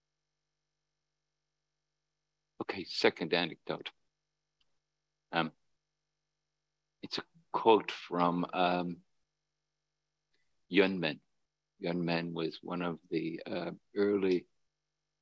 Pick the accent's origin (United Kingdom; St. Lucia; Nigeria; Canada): United Kingdom; Northern Ireland; where I grew up in Northern Ireland